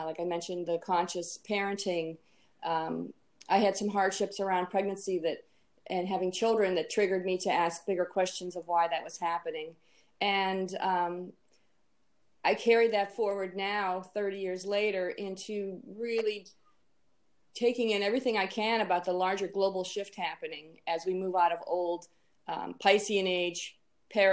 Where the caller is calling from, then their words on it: Annapolis, Maryland, United States; I'm calling in from Annapolis, Maryland